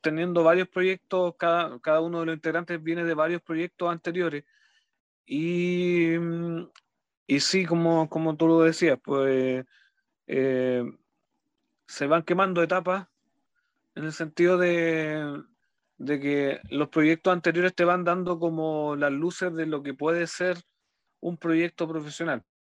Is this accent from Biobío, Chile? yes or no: yes; Los Ángeles, Biobío, Chile; soy de Los Ángeles, de la, ciudad de Los Ángeles, eh, región del Biobío